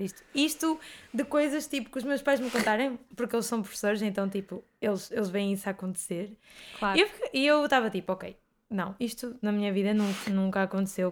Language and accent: Portuguese; Bragança, Bragança District, Portugal; moved away as an adult; also born or lived in Porto / Grijó; eu vim para o Porto estudar e eu vivia em Bragança